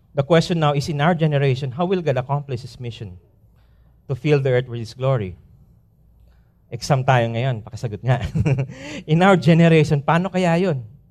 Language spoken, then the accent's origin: Tagalog; Philippines; moved away as an adult; lilipad kami after two days sa probinsya namin